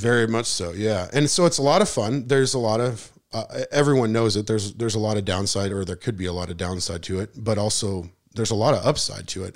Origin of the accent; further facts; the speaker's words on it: Missoula, Montana, United States; moved away as an adult; now in Spring Hill, United States; I was born and raised in Missoula.